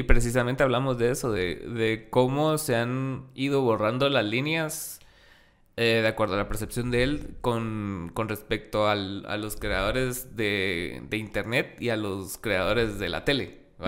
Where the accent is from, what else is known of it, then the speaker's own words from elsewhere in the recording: Guatemala; soy artista chapín